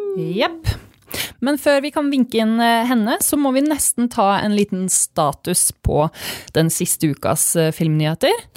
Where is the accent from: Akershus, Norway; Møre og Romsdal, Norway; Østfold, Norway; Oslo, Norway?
Østfold, Norway; Fredrikstad; jeg er fra Fredrikstad